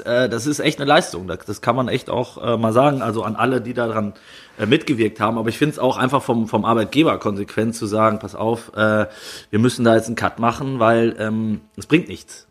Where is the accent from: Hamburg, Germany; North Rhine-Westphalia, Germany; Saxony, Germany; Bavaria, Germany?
North Rhine-Westphalia, Germany; Kleve; in meiner Heimat am Niederrhein.